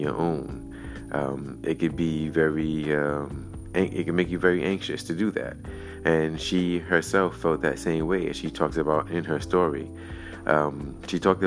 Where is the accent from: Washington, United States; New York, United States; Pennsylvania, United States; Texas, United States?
New York, United States; Brooklyn; my hometown of Brooklyn